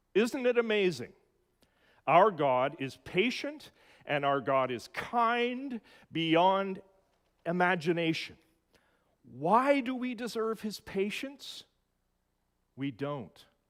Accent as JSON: {"language": "English", "town": "Edmonton", "region": "Alberta", "country": "Canada", "tie": "born or raised there", "said": "In my hometown of Edmonton"}